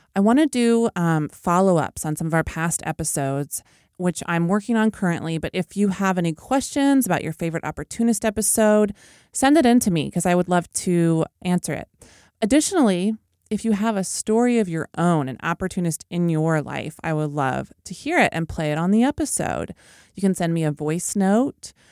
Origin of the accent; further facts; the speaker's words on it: Oklahoma, United States; my home state of Oklahoma